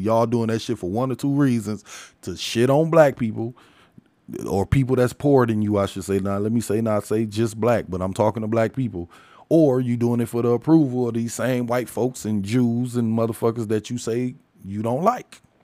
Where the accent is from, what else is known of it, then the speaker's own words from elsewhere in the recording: United States; I'm an American and I'm African, so I'm an African American